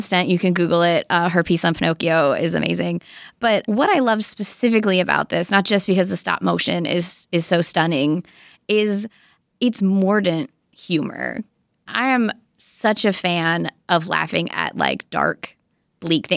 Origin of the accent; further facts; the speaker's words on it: United States; as an American